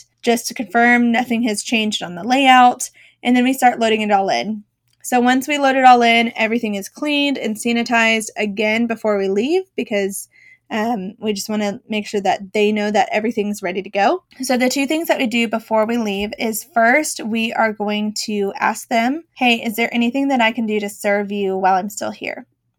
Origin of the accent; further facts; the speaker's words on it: Boston, Massachusetts, United States; now in Dallas, United States; I grew up in Boston, Massachusetts. It's been about almost 20 years since I've lived away from there, so clearly my accent is gone.